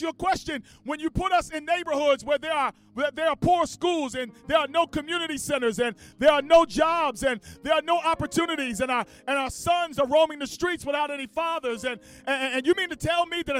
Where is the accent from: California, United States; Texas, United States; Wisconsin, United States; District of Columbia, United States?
District of Columbia, United States; Washington; now in Cleveland, United States; Washington, D.C., my home city and my hometown.